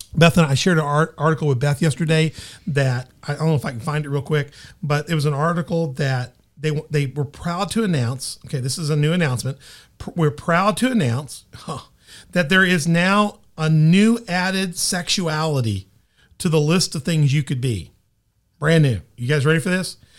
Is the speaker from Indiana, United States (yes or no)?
no; Memphis, Tennessee, United States; also born or lived in Southern Illinois; now in Carbondale, Illinois, United States; I'm from Memphis.